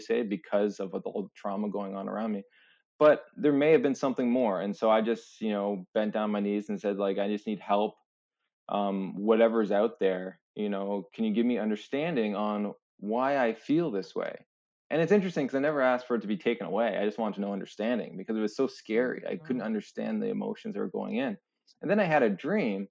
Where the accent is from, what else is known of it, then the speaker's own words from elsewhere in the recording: St. Catharines, Ontario, Canada; I grew up in St. Catharines, Ontario, right by Niagara Falls.